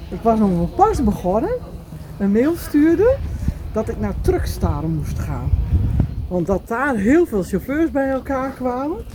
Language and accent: Dutch; Groningen, Netherlands; accent: Groningen; En ik woon, zoals je misschien wel aan mijn accent kunt horen, in eh, Groningen, in Zuidhorn.